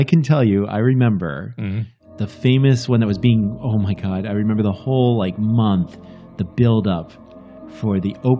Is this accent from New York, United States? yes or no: yes; New York area, United States; we're from the New York area.